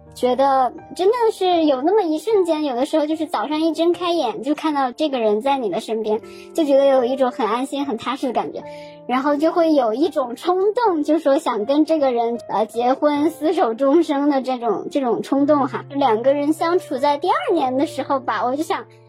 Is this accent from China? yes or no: yes; Northeast China, China; moved away as an adult; 因为我是东北人嘛